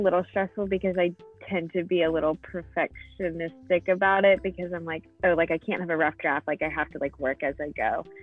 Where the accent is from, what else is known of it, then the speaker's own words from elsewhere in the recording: Fort Mill, South Carolina, United States; I'm from Fort Mill, so in South Carolina